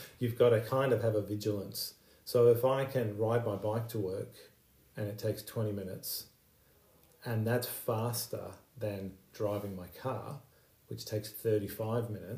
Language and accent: English; Iran; also born or lived in United Kingdom; now in Australia; I was born in Iran. My family has a refugee background. We were fortunate to leave Iran and find safety in the UK and then Australia